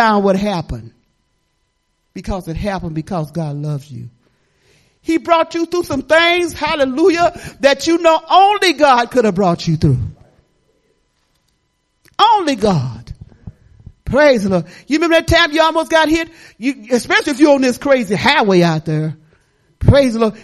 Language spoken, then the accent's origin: English; Detroit, Michigan, United States; moved away; I'm not from here. I'm from Detroit, Michigan, in the slums